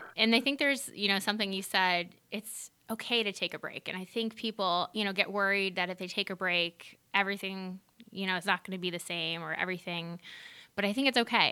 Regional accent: Massachusetts, United States; born and raised in Massachusetts for the most part

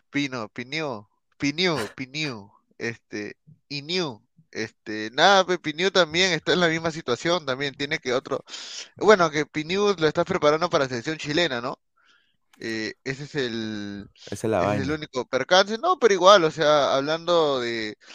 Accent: Peru; yo soy peruano.

